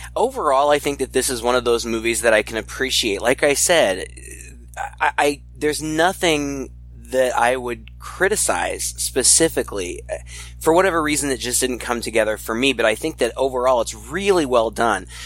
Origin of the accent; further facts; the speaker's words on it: United States; being an American and not very culturally savvy